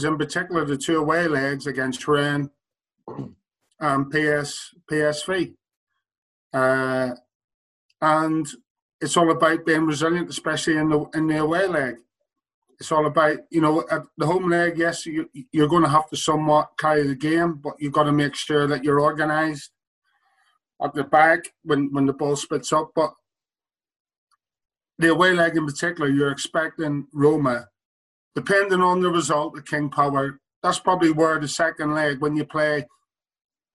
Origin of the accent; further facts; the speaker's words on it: Ireland; accent: Irish; my Irish accent